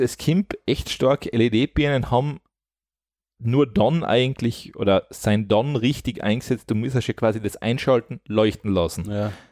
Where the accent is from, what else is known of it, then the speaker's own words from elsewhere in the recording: Austria; bei uns in Österreich